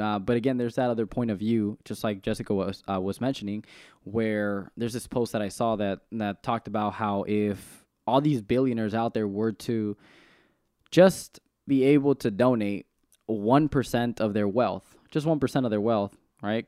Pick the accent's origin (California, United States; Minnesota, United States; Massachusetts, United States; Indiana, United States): California, United States; Salinas; I'm from the east side of Salinas